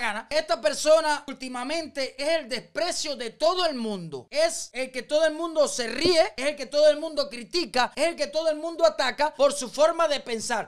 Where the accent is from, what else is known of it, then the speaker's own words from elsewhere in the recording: Cuba; los cubanos no somos así